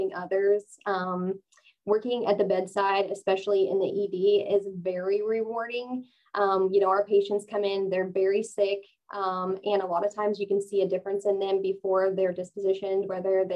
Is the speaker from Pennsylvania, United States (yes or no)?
no; Blue Mountain, near Decatur, Illinois, United States; moved away as an adult; now in Salem, United States; I grew up in a small town called Blue Mountain, not far from Decatur